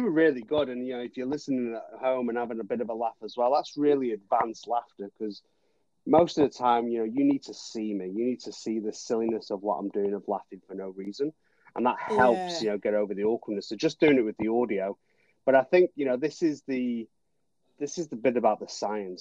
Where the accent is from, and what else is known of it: Manchester, North West England, United Kingdom; born or raised there; moved away as an adult; now in New Zealand